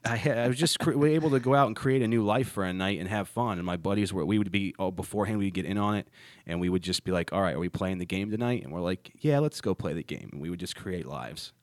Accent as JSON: {"language": "English", "region": "Ohio", "country": "United States", "tie": "born or raised there", "moved": "yes", "lives_now": "Charlotte, United States", "said": "my hometown, which is in Ohio"}